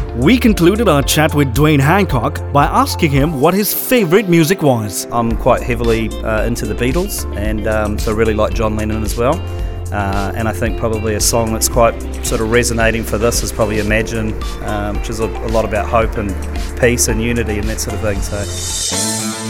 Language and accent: English; New Zealand; I'm from New Zealand